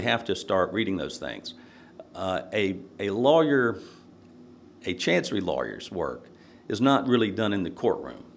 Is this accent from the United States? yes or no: yes; Nashville, Tennessee, United States; growing up in Nashville, uh, it was a good experience